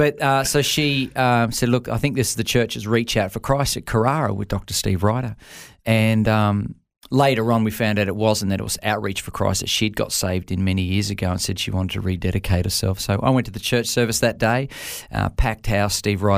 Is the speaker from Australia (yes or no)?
yes; Brisbane, Queensland, Australia; also born or lived in Canberra; Born and raised in Canberra, Canberrian. So obviously I'm a Canberra Raiders supporter from way back. But I'm, you know, when it comes to origin, I'm Queenslander. I've been up here most. I moved up when we were about 6 years of age from Canberra.